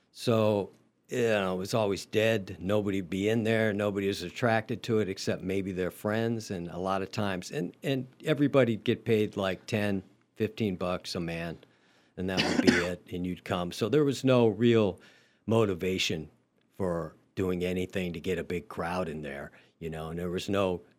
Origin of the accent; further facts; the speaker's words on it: Ohio, United States; moved away as an adult; I had a friend who was a drummer who was going to Berklee, he was from my hometown. Um, so I, you know, I wanted to get out of Ohio basically